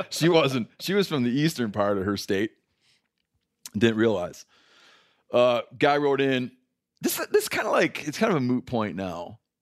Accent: Michigan, United States; growing up in Michigan

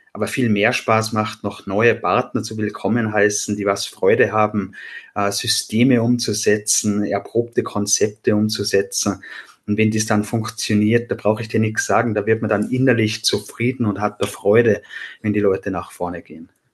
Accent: Austria; accent: Austrian; Wie man hört, bin ich Österreicher. Das kann ich durch meine Aussprache leider nicht verstecken.

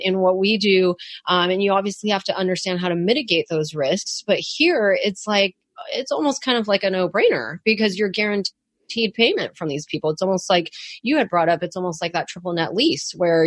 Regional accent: San Francisco, California, United States; living and growing up in San Francisco

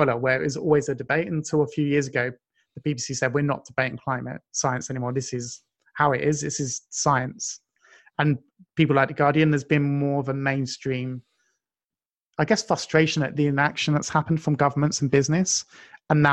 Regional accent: United Kingdom; being British

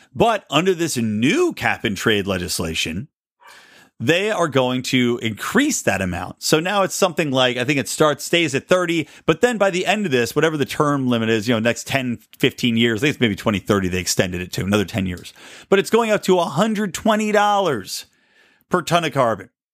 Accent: California, United States; my home state

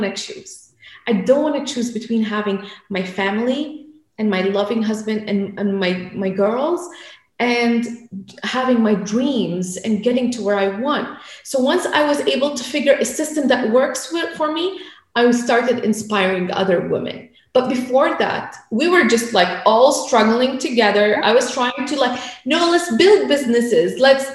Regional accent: Lebanon; I grew up in Lebanon, so I'm a war child

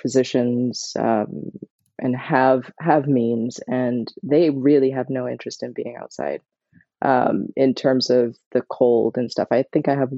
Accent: Barbados; moved away; I grew up in Barbados

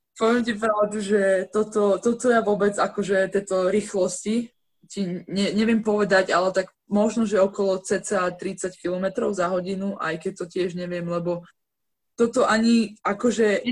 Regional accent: Žilina, Žilina Region, Slovakia; ja vlastne som však zo Žiliny

